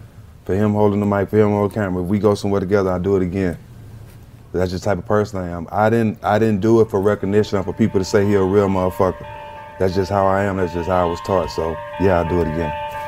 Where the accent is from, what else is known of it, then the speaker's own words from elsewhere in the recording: Port Arthur, Texas, United States; Well, you know, just growing up in Port Arthur, Texas, you know, everybody know everybody.